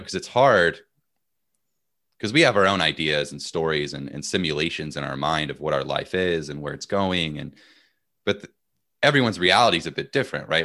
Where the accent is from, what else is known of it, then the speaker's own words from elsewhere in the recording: United States; as an American